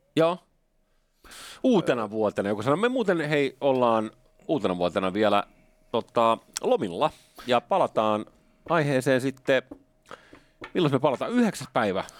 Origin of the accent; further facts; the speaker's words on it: Finland; Nyt mä oon Suomesta